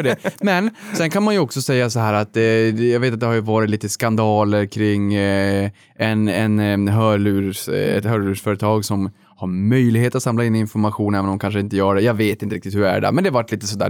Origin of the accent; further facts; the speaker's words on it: Boden, Norrbotten County, Sweden; när jag var liten uppe i Boden